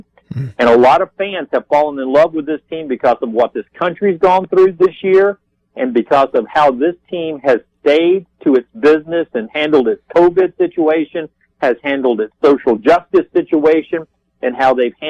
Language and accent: English; Alabaster, Alabama, United States; I'm from Alabaster, Alabama